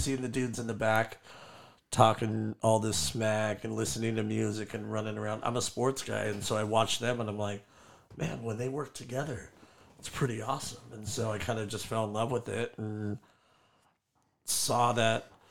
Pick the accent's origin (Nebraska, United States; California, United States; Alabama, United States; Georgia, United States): California, United States; San Juan Capistrano; also born or lived in Orange, California / El Toro, California / Lake Forest, California; I was born in Orange, uh, moved down to El Toro when I was two, and then never lived north of El Toro. So I grew up in San Juan